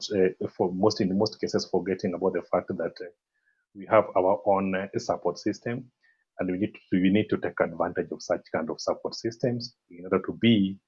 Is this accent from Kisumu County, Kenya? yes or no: yes; Kisumu, Kisumu County, Kenya; also born or lived in Eldoret; I'm from Kisumu in Western Kenya. Kisumu is the third largest city in Kenya. This is where I was born and I was raised in this city